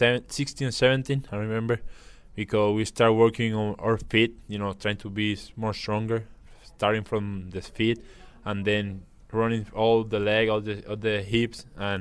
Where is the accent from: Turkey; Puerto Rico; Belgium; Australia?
Puerto Rico; Yeah, that's great when you come to a different city, like you say, so far from where I'm from Puerto Rico